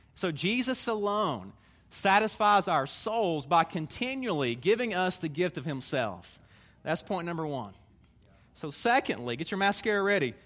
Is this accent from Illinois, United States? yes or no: no; Tennessee, United States; I'm a Tennessee man. You can tell by my accent